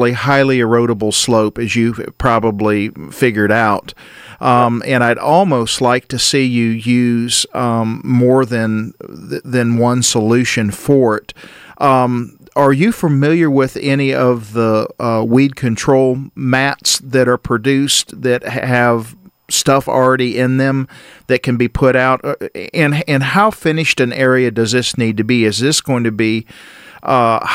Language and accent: English; DeKalb County, Georgia, United States; I grew up in DeKalb County